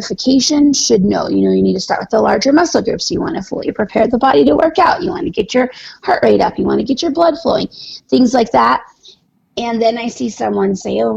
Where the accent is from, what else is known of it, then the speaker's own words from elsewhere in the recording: Norway; moved away as an adult; also born or lived in Arizona, United States; now in United States; So when I was a little kid, we moved to Norway. Basically, I grew up there. I spent almost 20 years of my life there